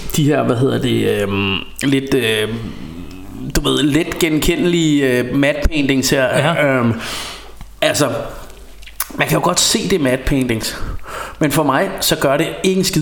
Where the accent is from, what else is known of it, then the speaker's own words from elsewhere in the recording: Denmark; vi bare som danskere